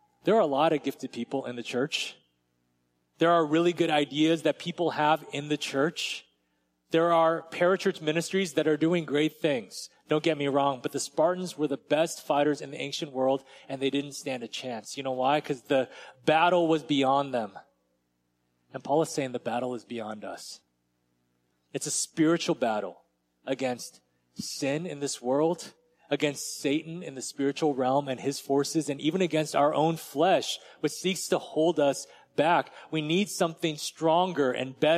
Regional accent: United States; as American Christians

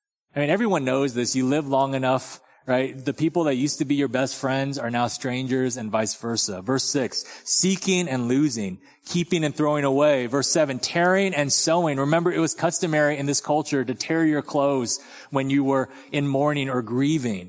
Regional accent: Torrance, California, United States; now in Texas, United States; in Torrance, where I grew up

